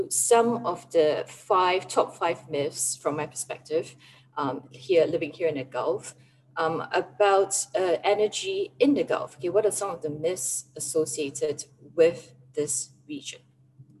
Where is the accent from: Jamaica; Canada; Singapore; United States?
Singapore; now in United Arab Emirates; this is kind of like national service being a Singaporean, but I'm away in the UAE